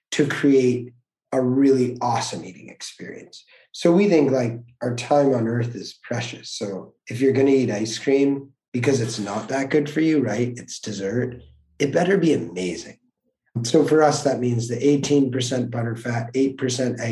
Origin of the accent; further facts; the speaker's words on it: Connecticut, United States; drove Good Humor ice cream trucks where we grew up in Connecticut for like 5 years